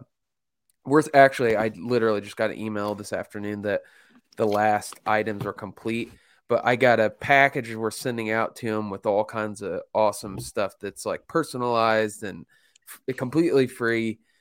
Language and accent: English; Mooresville, Indiana, United States; my hometown of Mooresville, Indiana